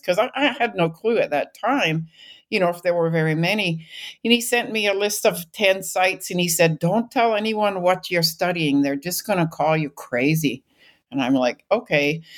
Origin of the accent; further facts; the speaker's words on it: British Columbia, Canada; moved away as an adult; I grew up in British Columbia.